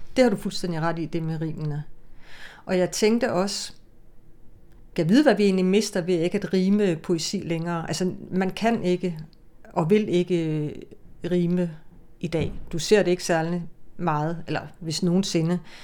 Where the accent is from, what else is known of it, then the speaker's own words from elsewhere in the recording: Denmark; first language Danish; det er mit fædre land, altså det er, og mit moders mål. Men det er jo der, jeg er vokset op